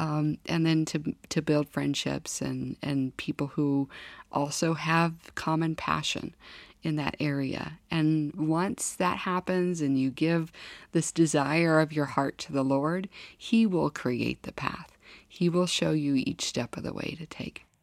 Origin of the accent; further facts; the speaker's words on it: Kansas, United States; moved away as an adult; also born or lived in Washington, D.C.; now in North Dakota, United States; lots of cold uh, winters growing up in Kansas